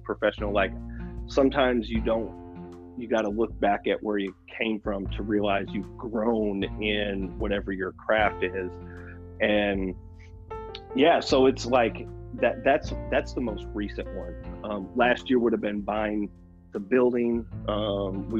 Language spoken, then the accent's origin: English; Milwaukee, Wisconsin, United States; moved away; I'm from Milwaukee, Wisconsin originally